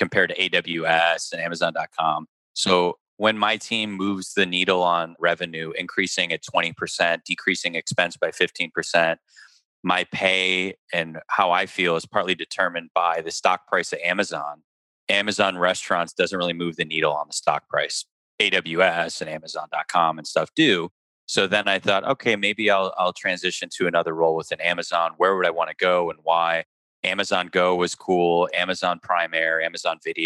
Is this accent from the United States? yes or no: yes; Chicago, Illinois, United States; moved away as an adult; I was born and raised in Chicago